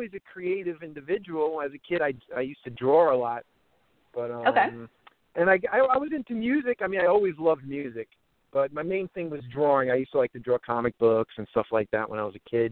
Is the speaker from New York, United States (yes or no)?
yes; New York City, New York, United States; I grew up in Coney Island in Brooklyn